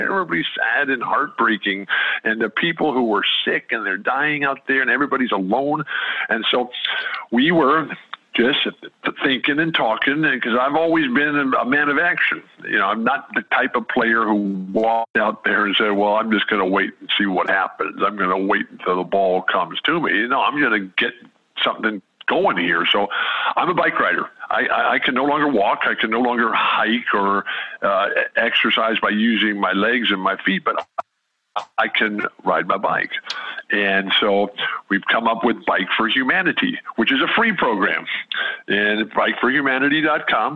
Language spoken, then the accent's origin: English; San Diego, California, United States; staying at home in our home on the north edge of Balboa Park in San Diego, my hometown